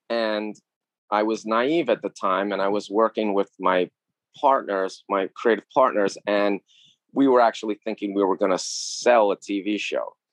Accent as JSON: {"language": "English", "town": "New York City", "region": "New York", "country": "United States", "tie": "born or raised there", "said": "I grew up in New York in the 70s and 80s"}